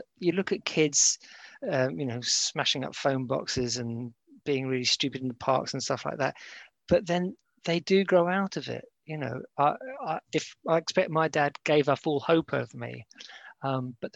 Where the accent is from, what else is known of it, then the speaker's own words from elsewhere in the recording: Cyprus; I was born in Cyprus